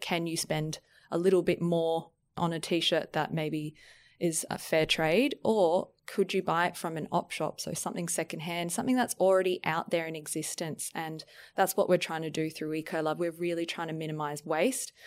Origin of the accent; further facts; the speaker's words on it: Brisbane, Queensland, Australia; now in Sydney, Australia; I'm actually from Brisbane, and every time I look out into the harbour, I feel so grateful for living here